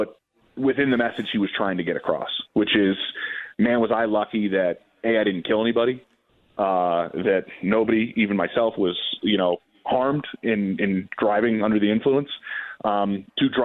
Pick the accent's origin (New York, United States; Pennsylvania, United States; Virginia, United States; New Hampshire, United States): Pennsylvania, United States; Philadelphia; I'm from Philly